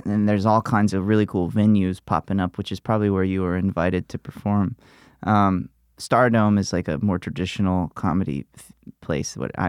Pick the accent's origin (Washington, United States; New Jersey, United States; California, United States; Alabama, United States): Alabama, United States; moved away; I grew up in Alabama